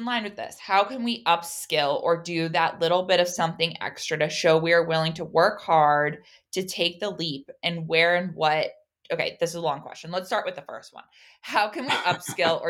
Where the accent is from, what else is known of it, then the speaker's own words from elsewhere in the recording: Oregon, United States; I'm from Oregon